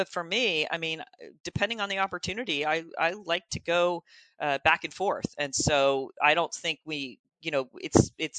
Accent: Florida, United States; moved away as an adult; now in Columbus, United States; I'm in Columbus, Ohio now, but I grew up in Florida

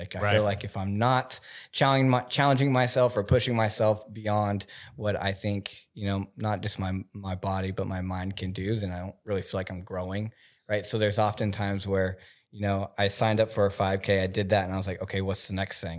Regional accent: Oklahoma, United States; moved away; I'm from Oklahoma

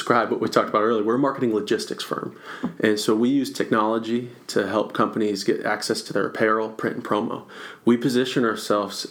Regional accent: Rochester, Michigan, United States; moved away as an adult; now in Florida, United States; I was born and raised in Michigan and north of Detroit

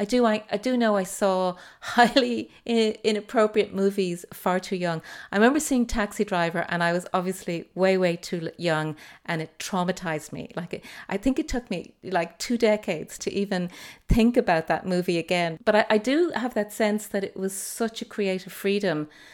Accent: Dublin, Leinster, Ireland; also born or lived in United States; I grew up in Whitehall

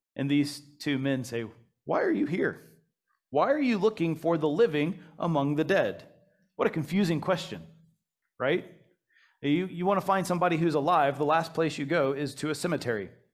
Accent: United States; moved away as an adult; now in Malaysia; Growing up in the United States of America

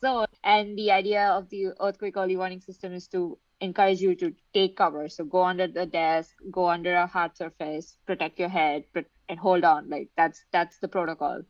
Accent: India; I am from India, so I lived next to Himalayas

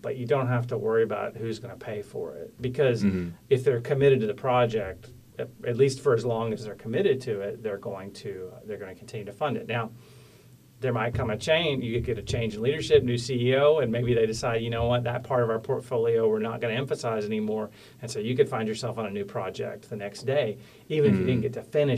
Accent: Tyler, Texas, United States; also born or lived in Huntsville, Texas / Mount Pleasant, Texas / Weatherford, Texas / North Carolina; I was born in Tyler in East Texas

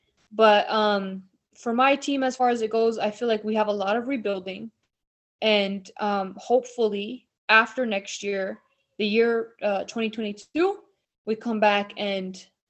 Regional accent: Philadelphia, Pennsylvania, United States; we're from Philadelphia.

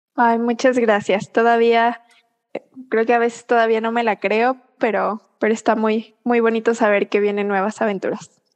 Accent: Querétaro, Mexico; also born or lived in Puebla; Yo soy queretana

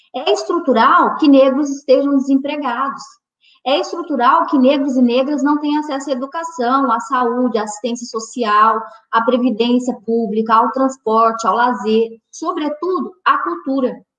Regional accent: Northeast Region, Brazil; eu sou mulher, sou negra, sou nordestina

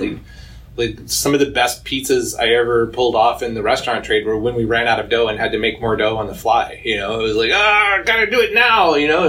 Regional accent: Kemptville, Ontario, Canada; I'm from Kempville, man.

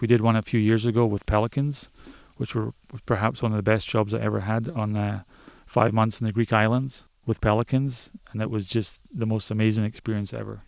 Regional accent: Scottish Highlands, Scotland, United Kingdom; I grew up in Scotland, up in the Highlands, in the middle of nowhere.

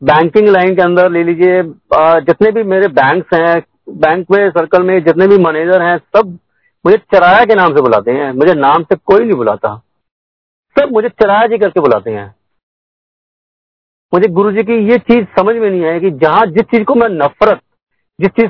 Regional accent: Karnal, Haryana, India; मैं तेरह साल की उम्र में शायद मैं करनाल का रहने वाला हूं मैं भी मेरी पैदाश करनाल की है

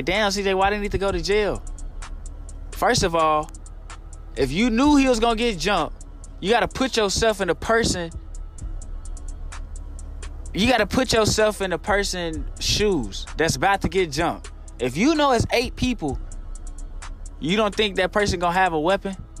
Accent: Little Rock, Arkansas, United States; I'm from Southwest Little Rock

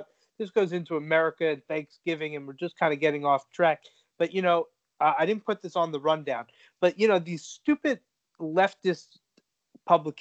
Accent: South Florida, United States; growing up in South Florida

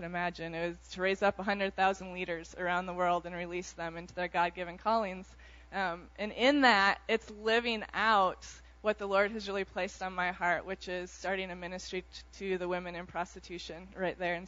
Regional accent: Iowa, United States; moved away as an adult; I grew up in Iowa, was a very, very shy girl

